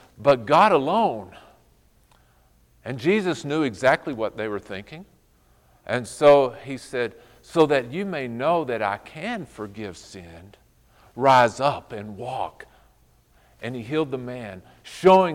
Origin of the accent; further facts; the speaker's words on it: Fort Stockton, Texas, United States; I grew up in Fort Stockton, Texas, out in the middle of nowhere